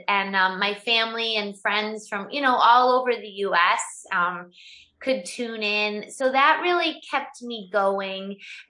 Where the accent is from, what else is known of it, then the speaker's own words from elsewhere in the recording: Syracuse, New York, United States; I come from Syracuse, New York, so I'm used to the weather and the snow and the cold.